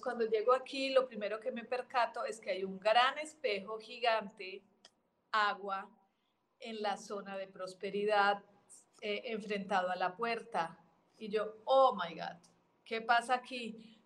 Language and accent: Spanish; Colombia; now in Mexico; nací en Colombia de adopción. Mi, parte eh, eh, adoptiva es México